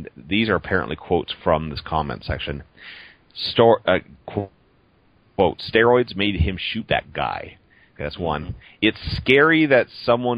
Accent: Toronto, Ontario, Canada; moved away; Toronto, my hometown from back east

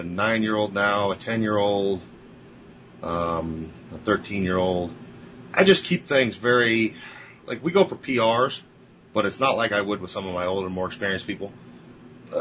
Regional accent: Midwest, United States; I'm a Midwesterner

